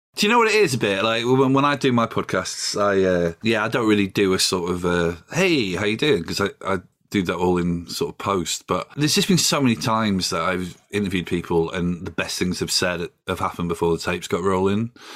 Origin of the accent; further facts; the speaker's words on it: Doncaster, Yorkshire and the Humber, United Kingdom; now in London, United Kingdom; I live in London, I'm from Doncaster